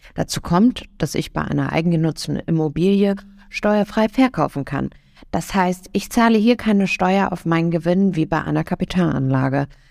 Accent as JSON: {"language": "German", "region": "Hamburg", "country": "Germany", "said": "Ich komme ja selber aus Hamburg"}